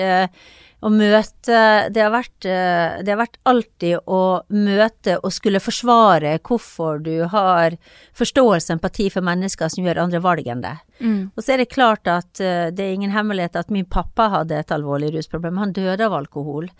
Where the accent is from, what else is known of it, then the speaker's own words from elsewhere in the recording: Kristiansund, Møre og Romsdal, Norway; moved away as an adult; also born or lived in Bergen; Jeg kom fra Kristiansund, og der er verden litt sånn sort-hvitt. Og så kom jeg til Bergen